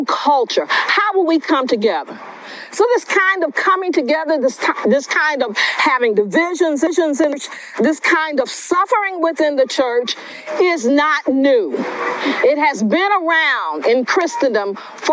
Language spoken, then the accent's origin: English; West Palm Beach, Florida, United States; I'm a native of West Palm Beach, Florida